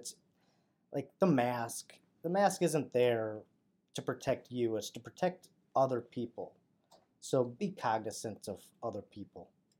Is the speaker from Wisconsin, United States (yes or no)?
yes; Wisconsin, United States; North of Green Bay, yeah.